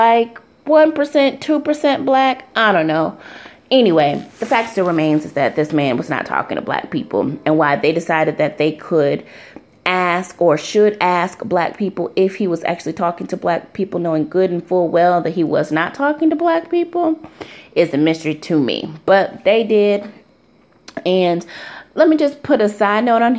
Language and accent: English; Ann Arbor, Michigan, United States; moved away; also born or lived in Washington, D.C.; I'm a Michigander, born and raised in Michigan, born and raised in Ann Arbor